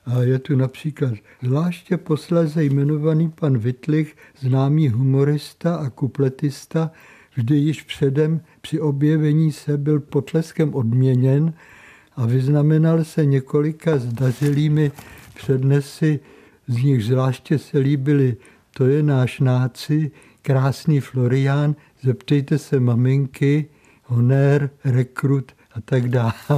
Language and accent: Czech; České Budějovice, South Bohemian Region, Czechia; also born or lived in Tábor / Třeboň; moji matku odvezli v porodních bolestech z Třeboně 23. května 1932 do Budějovic, kde jsem se pak narodil